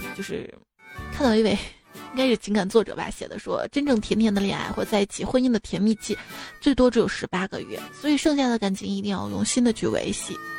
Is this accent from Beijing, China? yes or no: no; Ningbo, Zhejiang, China; 我老家宁波的嘛